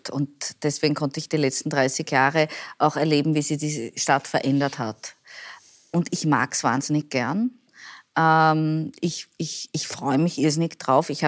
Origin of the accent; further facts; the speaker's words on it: Vienna, Austria; Und ich als Wienerin, wenn ich dir sage, das Raxelmeier ist ein Kaffee